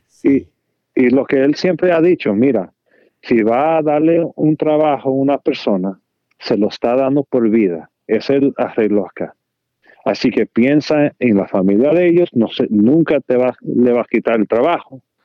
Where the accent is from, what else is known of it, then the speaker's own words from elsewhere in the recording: Damascus, Maryland, United States; Spanish is a second language; yo me creí con mi hermano en Damascus